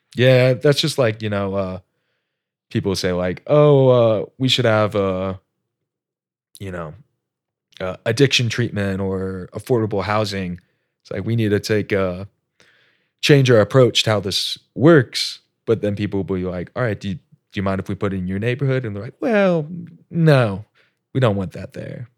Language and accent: English; Indianapolis, Indiana, United States; moved away as an adult; also born or lived in Alaska; generic Midwest kid, born, raised Indianapolis